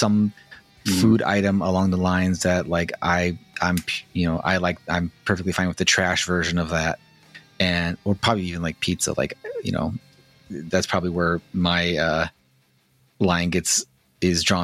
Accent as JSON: {"language": "English", "town": "Chicago", "region": "Illinois", "country": "United States", "tie": "born or raised there", "moved": "yes", "said": "I grew up in Chicago."}